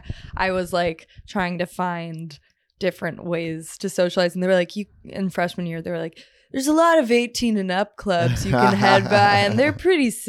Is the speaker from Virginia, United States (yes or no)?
no; Los Angeles, California, United States; I used to have like a really intense uptone and like when I talked, because I grew up